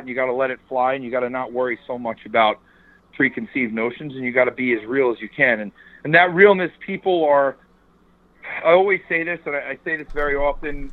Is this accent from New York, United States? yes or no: yes; New York suburbs, United States; I'm from the New York suburbs